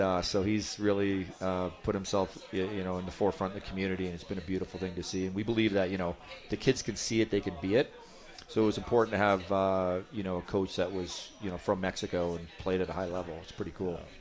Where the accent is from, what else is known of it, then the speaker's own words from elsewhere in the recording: Edmonton, Alberta, Canada; now in Colorado, United States; I'm from Edmonton